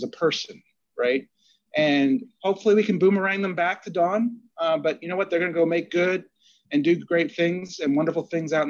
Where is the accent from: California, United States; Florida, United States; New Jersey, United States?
New Jersey, United States; I grew up in Jersey and I'm Italian